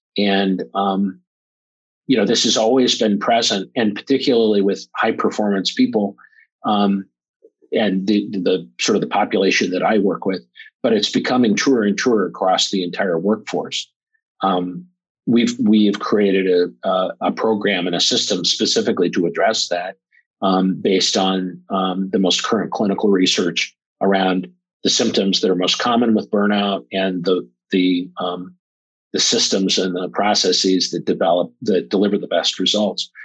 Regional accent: Omaha, Nebraska, United States; I'm from Omaha, Nebraska

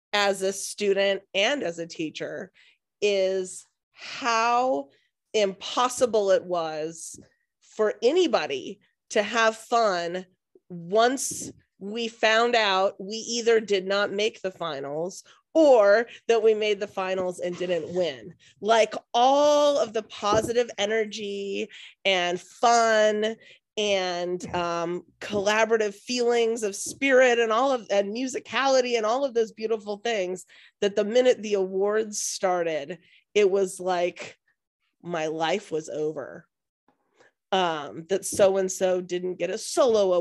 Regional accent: Seattle, Washington, United States; I am born and raised in Seattle

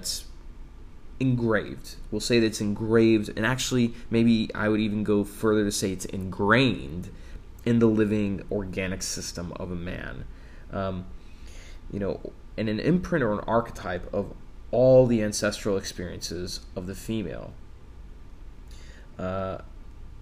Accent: Texas, United States; I was born in Texas

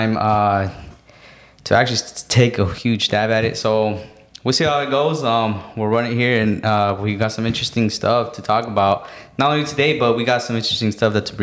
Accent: Phoenix, Arizona, United States; I was born and raised here in Phoenix, Arizona

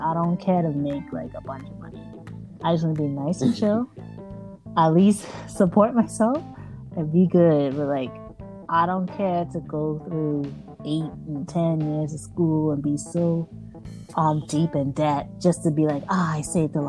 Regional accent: Bahamas; accent: mixture of American and Bahamian; I have a mixture, because I'm from the Bahamas, so it's like, I have a mixture of American and Bahamian.

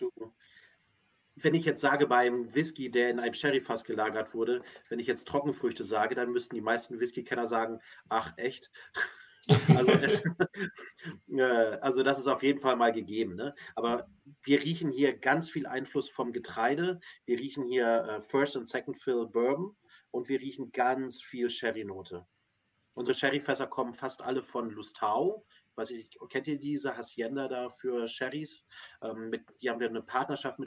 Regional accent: Northern Germany, Germany; Wir sind ja als Hamburger, ne? Und dann können wir ein bisschen hier, oder Norddeutsche

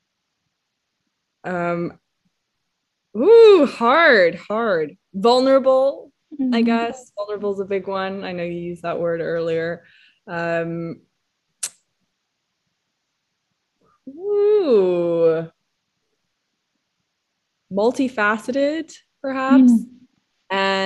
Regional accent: Hong Kong; I grew up in Hong Kong

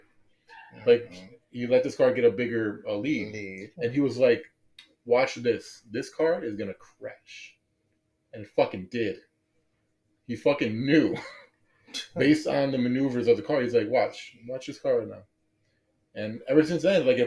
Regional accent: Chicago, Illinois, United States; I'm from Chicago, I'm from a bigger city

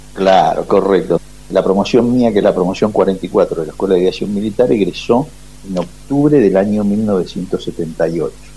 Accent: Ciudad Evita, Buenos Aires Province, Argentina; Ahí hay un barrio aeronáutico y ahí hicimos nuestra infancia, nuestra escuela primaria, y nuestra secundaria

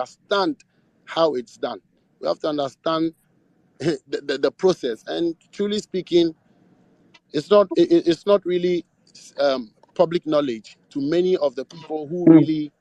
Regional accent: Ghana; all of us as a people, all of us as Ghanaians

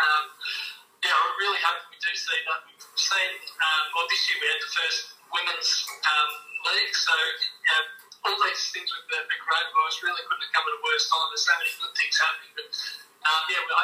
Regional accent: Geelong, Victoria, Australia; moved away as an adult; now in Warrnambool, Australia; I grew up in Geelong, and I played with a few clubs locally there.

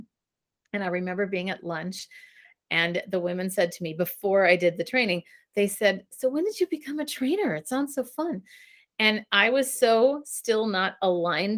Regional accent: Richfield, Minnesota, United States; moved away as an adult; now in San Francisco, United States; growing up in Richfield, Minnesota, which is a suburb of Minneapolis

